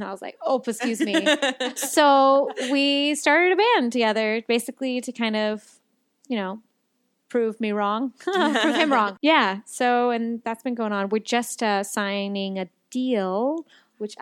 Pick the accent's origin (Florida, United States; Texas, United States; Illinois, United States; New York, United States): Texas, United States; I'm born and raised in Texas